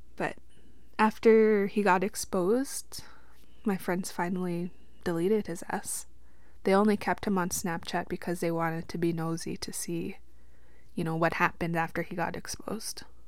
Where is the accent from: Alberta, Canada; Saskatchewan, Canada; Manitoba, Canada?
Saskatchewan, Canada; Witchekan Lake First Nation; I'm from Wichkin Lake First Nation, Treaty Six territory, and that is out here in Saskatchewan. I grew up in the reserve until I was about seventeen